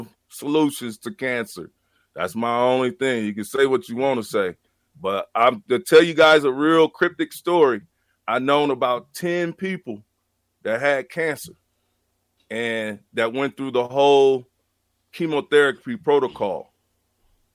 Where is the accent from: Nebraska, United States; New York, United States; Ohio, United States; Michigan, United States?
Nebraska, United States; I'm from Nebraska